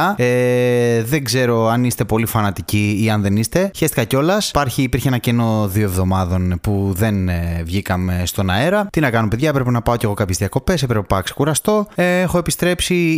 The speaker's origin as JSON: {"language": "Greek", "town": "Thessaloniki", "region": "Central Macedonia", "country": "Greece", "tie": "born or raised there", "said": "γεννήθηκα στη Θεσσαλονίκη και μεγάλωσα εκεί πάνω"}